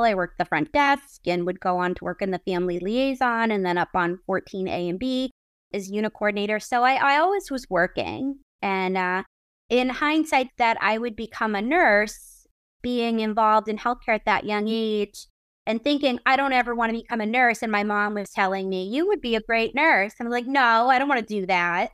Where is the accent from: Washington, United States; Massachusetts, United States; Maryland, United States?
Massachusetts, United States; Brockton; I grew up in Massachusetts, And the first kind of bands that I started really getting into were, like, the M T V band, but specifically being in Brockton